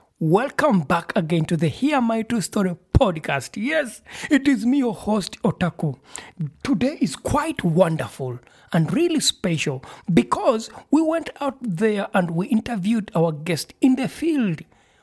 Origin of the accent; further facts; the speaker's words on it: Uganda; I'm from Uganda.